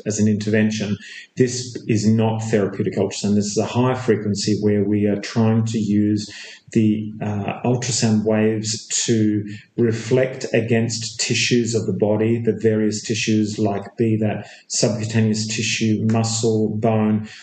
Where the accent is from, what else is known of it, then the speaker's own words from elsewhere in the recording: Perth, Western Australia, Australia; moved away as an adult; also born or lived in Melbourne, Australia / Chicago, United States / England; now in Sydney, Australia; I was born in Perth, Australia. Uh, I spent um, uh, some time initially graduating in Perth, Australia, back in the mid '80s.